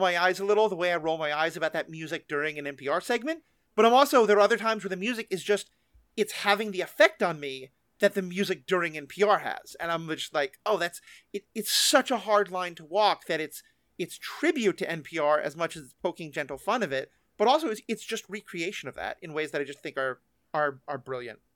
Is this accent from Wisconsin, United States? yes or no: no; New York, United States; I'm a New Yorker